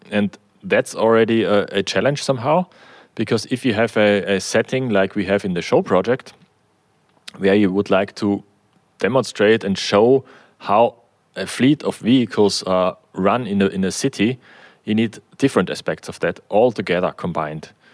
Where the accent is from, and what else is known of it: Austria; also born or lived in Germany